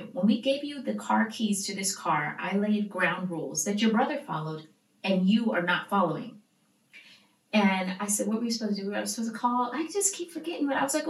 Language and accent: English; Stockton, California, United States; growing up in Stockton.